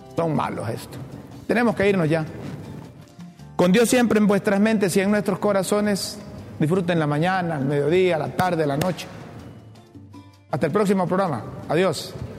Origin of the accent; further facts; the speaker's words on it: Honduras; Yo soy hondureño